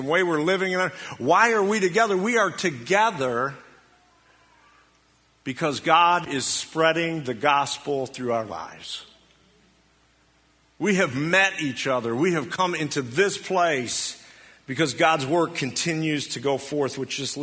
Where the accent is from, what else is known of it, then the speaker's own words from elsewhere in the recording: United States; us as American Christians